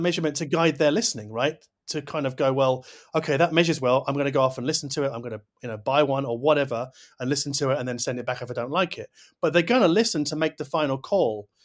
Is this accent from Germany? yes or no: no; United Kingdom; I'm too British